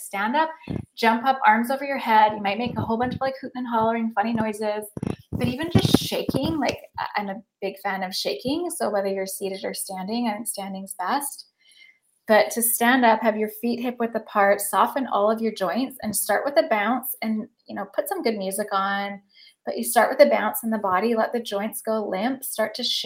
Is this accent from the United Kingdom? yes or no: no; Lake Cowichan, British Columbia, Canada; also born or lived in Mill Bay / Nanaimo; now in Victoria, Canada; I'm from Lake Cowichan.